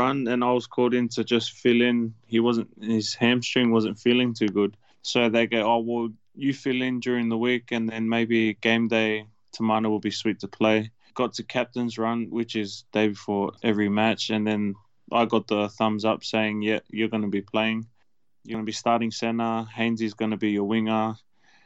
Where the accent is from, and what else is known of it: Sydney, New South Wales, Australia; born or raised there; also born or lived in Auckland, New Zealand / Fairfield / Minto